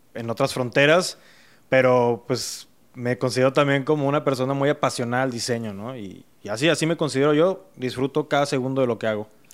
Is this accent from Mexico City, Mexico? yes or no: yes; Mexico City, Mexico; now in Monterrey, Mexico; Y yo nací en la Ciudad de México